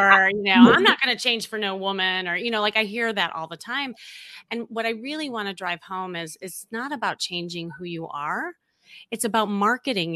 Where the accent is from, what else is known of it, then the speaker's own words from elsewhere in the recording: Chicago, Illinois, United States; moved away; also born or lived in Los Angeles; I'm from Chicago